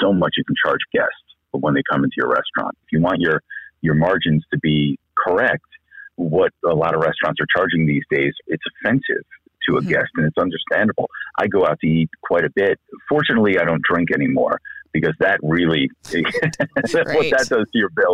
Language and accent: English; Connecticut, United States; now in Scottsdale, United States; I'm from Connecticut originally